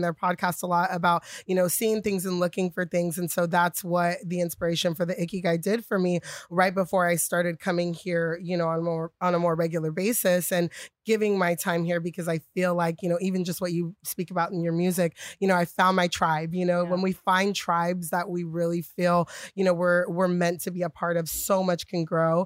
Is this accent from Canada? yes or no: no; Bay Area, California, United States; moved away; also born or lived in New York City; I was living in New York City, born and raised in the Bay Area